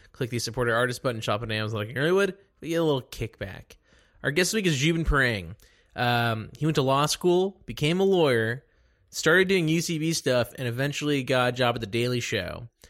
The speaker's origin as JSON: {"language": "English", "town": "Dallas", "region": "Texas", "country": "United States", "also_born_or_lived": "Connecticut", "moved": "yes", "said": "I'm from Dallas"}